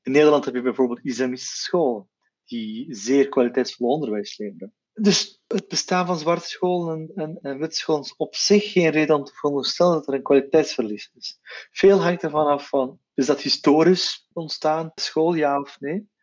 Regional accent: Flanders, Belgium; ik ben van Turks-Belgische origine

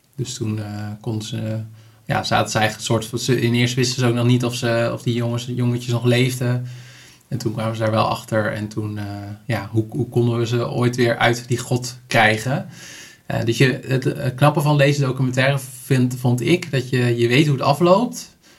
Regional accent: Netherlands; als Nederlander

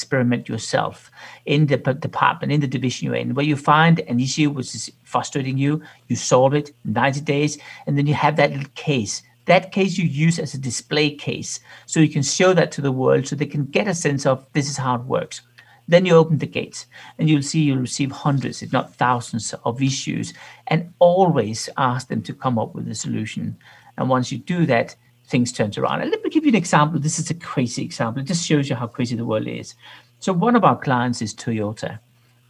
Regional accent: Denmark; moved away as an adult; now in Zurich, Switzerland; I'm from Denmark

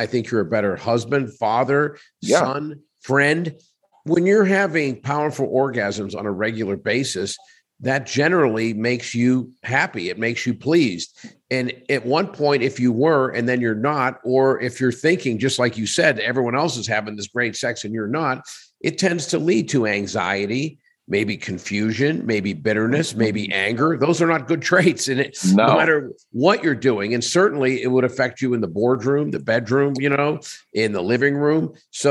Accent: Pittsburgh, Pennsylvania, United States; now in Las Vegas, United States; I'm from Pittsburgh.

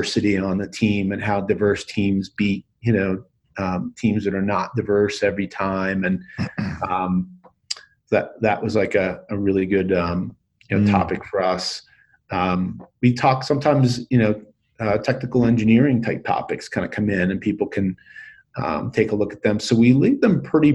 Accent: New York, United States; now in Boulder, United States; I grew up in New York, but now I live in Boulder

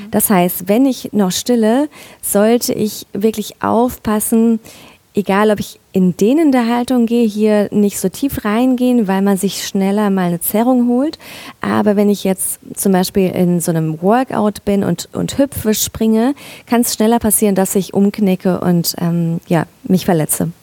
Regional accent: Mainz, Rhineland-Palatinate, Germany; moved away as an adult; also born or lived in northern Black Forest; now in Black Forest, Germany; ursprünglich komme ich aus Mainz

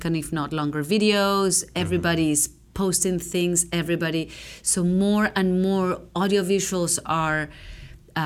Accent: Venezuela; also born or lived in California; now in Hawaii, United States; growing up in Venezuela was amazing. I grew up in the city.

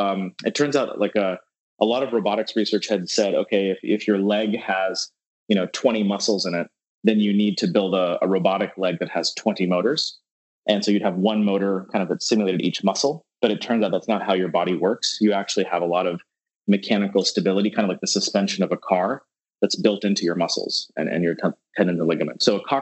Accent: Atlanta, Georgia, United States; also born or lived in Baton Rouge, Louisiana / Dallas, Texas; But I was born in Atlanta and then I lived in Baton Rouge, Louisiana, and then Dallas, Texas before I moved to the Bay Area for school.

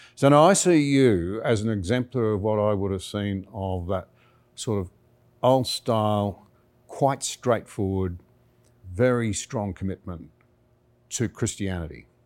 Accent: Australia; as an Australian

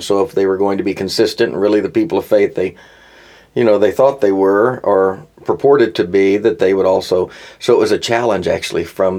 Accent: Arkansas, United States; moved away as an adult; now in Nashville, United States; I grew up in Arkansas.

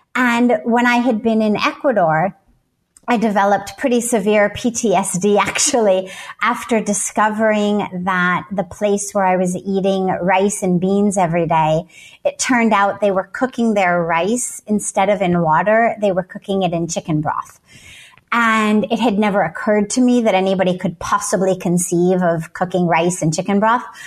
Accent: Los Angeles, California, United States; I grew up in Los Angeles

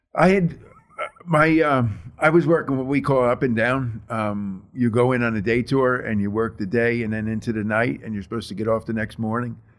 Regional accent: New Jersey, United States; also born or lived in Texas; I grew up in Jersey.

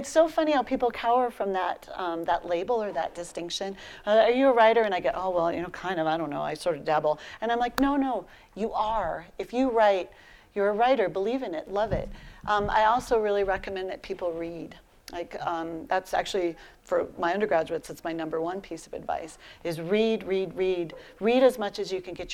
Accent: Colorado, United States; also born or lived in Philadelphia; I'm a fifth generation Coloradoan. It's deep in my bones

